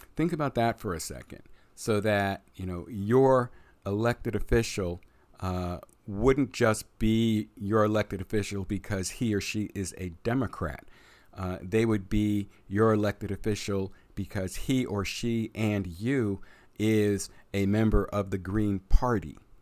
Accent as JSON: {"language": "English", "country": "United States", "said": "we as the American voters"}